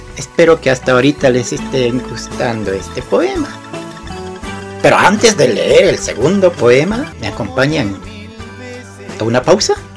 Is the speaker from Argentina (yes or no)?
no; Peru; Soy de Perú y escribo poemas